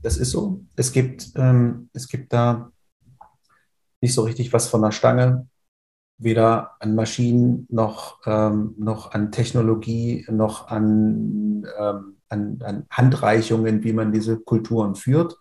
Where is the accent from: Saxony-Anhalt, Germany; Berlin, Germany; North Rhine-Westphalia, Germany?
Saxony-Anhalt, Germany; Oschersleben; also born or lived in Halle an der Saale; Ich komme aus der Nähe von Oschersleben in der Magdeburger Börde. Mhm. Bin auf dem landwirtschaftlichen Betrieb meiner Familie groß geworden